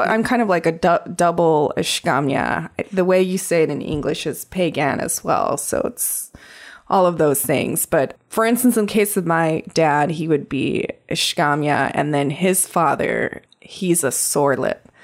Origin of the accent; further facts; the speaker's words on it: Crow Indian Reservation, Montana, United States; I grew up on the Crow Indian Reservation.